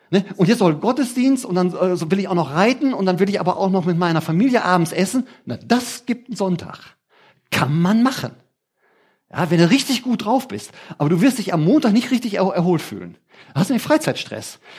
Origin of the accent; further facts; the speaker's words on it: Germany; Heißt für mich übersetzt als Deutscher, ich verdiene weniger Geld.